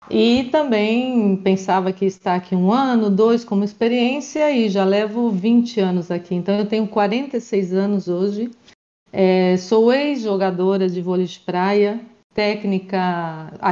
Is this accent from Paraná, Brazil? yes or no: yes; Maringá, Paraná, Brazil; moved away as an adult; now in Spain; eu sou do Brasil, eu sou do Paraná, na cidade de Maringá.